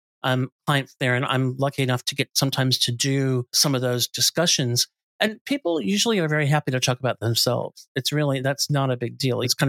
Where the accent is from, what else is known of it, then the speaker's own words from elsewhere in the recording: United States; moved away as an adult; now in Australia; we're American by birth, but I've lived here my whole adult life